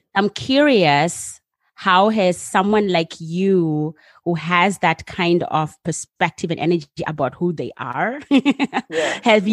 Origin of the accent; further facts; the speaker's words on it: United States; now in Netherlands; as an American